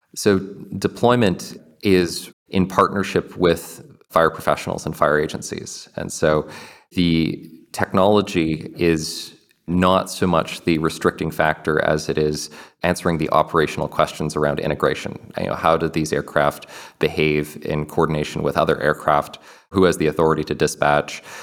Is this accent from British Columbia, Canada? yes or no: yes; Kelowna, British Columbia, Canada; born or raised there; moved away